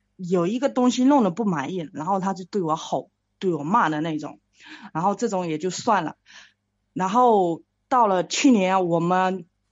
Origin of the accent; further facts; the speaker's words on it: Fujian, China; 我是福建的，然后，呃，说话可能有点口音